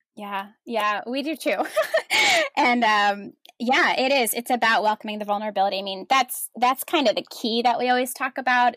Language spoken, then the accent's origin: English; New Jersey, United States; moved away as an adult; also born or lived in Washington, D.C.; I am a Jersey girl at heart. I grew up in New Jersey with my parents and three older brothers